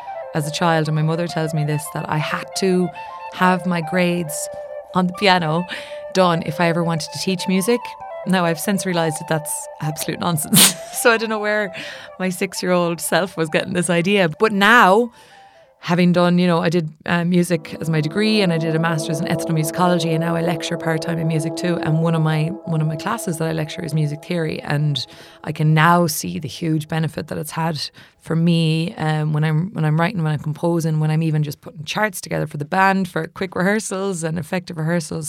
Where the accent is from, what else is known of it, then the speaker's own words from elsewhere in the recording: County Mayo, Connacht, Ireland; moved away as an adult; also born or lived in United States; now in London, United Kingdom; I am from County Mayo on the west coast of Ireland, and I am an artist living and working here in London. I grew up playing Irish traditional music